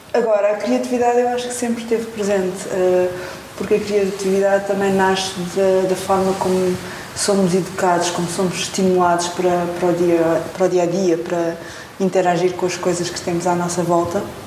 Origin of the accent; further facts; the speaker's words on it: Portugal; também sou portuguesa